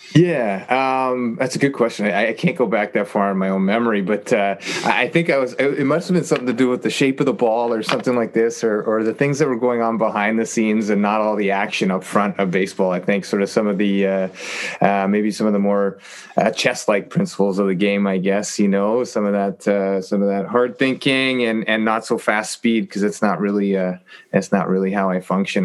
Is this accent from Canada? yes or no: yes; Toronto, Ontario, Canada; born and raised in Toronto, and and uh, am back living here now